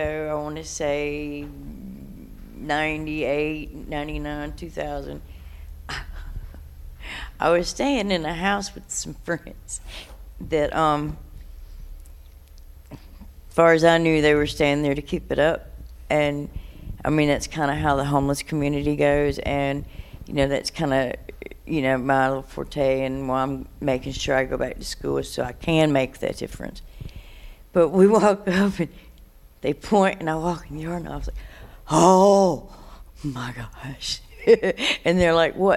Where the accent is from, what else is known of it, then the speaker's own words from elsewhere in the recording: Durham, North Carolina, United States; I have been born and raised in Durham